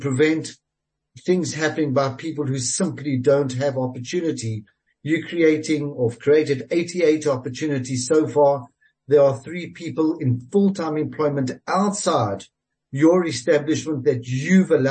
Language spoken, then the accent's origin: English; South Africa; being a South African